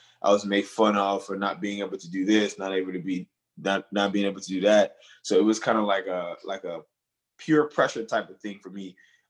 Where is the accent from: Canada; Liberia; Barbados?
Liberia; Monrovia, Montserrado; now in United States; Well, I was originally born and raised in Monrovia, Liberia. However, I came to the U.S. Not because we wanted to take a vacation, sadly.